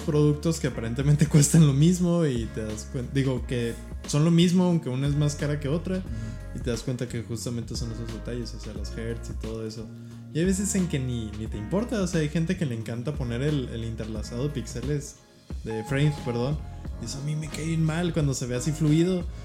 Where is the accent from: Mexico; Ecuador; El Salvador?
Mexico; como mexicanos